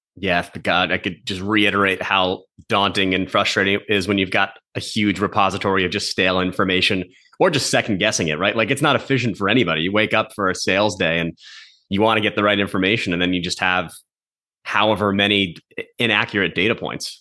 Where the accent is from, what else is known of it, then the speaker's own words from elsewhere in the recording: New Jersey, United States; now in Boston, United States; I'm from New Jersey, grew up in North Jersey. I'm a New York sports fan living in Boston